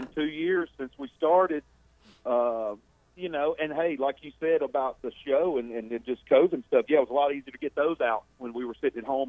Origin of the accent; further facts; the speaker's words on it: the South, United States; we're both from the South